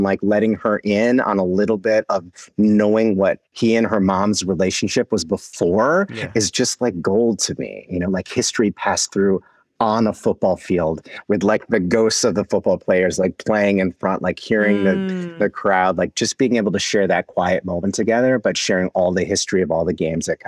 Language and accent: English; Wisconsin, United States; now in New York, United States; I'm from Wisconsin originally, even though I live in New York right now